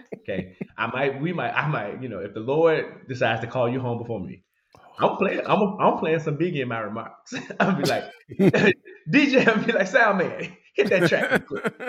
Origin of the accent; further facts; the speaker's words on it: the South, United States; I grew up in the South